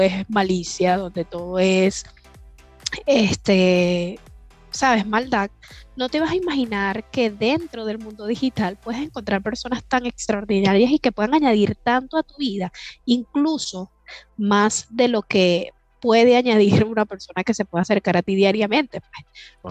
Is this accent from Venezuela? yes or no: yes; Venezuela; Como, como toda venezolana arriesgada